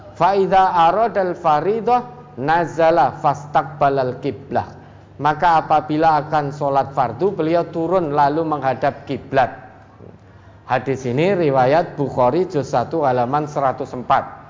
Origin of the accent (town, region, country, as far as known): Surakarta, Central Java, Indonesia